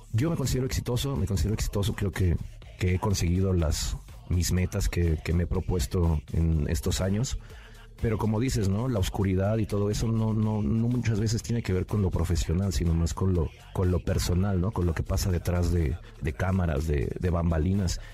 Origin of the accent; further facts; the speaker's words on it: Nezahualcóyotl, State of Mexico, Mexico; vivía yo ahí en Ciudad Neza, bueno, la mayoría de gente sabe que soy originario del Estado de México, ahí de Ciudad Nezahualcóyotl